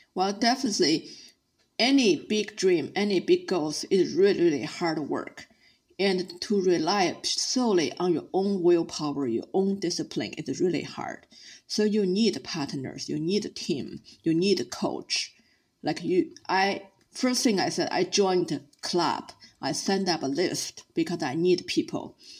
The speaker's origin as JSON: {"language": "English", "region": "Beijing", "country": "China", "tie": "born or raised there", "said": "I started as a city girl growing up in Beijing"}